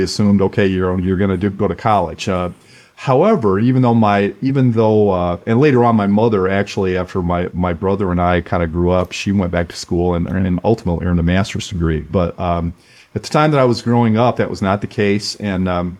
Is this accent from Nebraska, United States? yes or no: no; Flint, Michigan, United States; I grew up in Flint, Michigan, in a very blue collar background